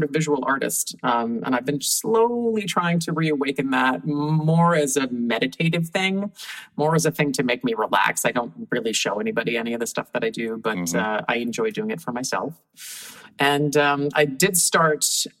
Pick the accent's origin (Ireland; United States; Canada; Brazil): United States; Hamden, Connecticut; I grew up in Hamden, Connecticut, which is just north of New Haven.